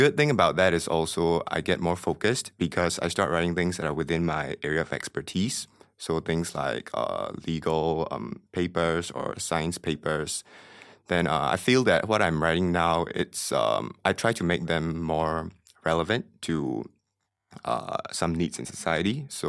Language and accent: English; Myanmar; I came from Myanmar